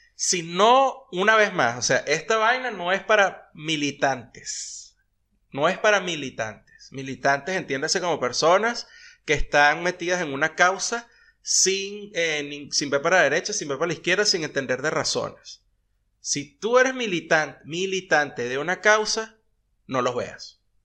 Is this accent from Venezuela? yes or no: yes; Venezuela; also born or lived in United States; now in Argentina; nosotros como venezolanos